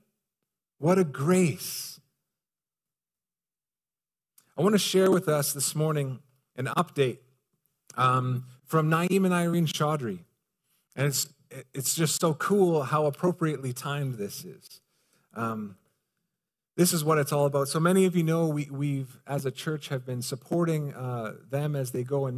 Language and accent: English; Canada; I'm a guy from Canada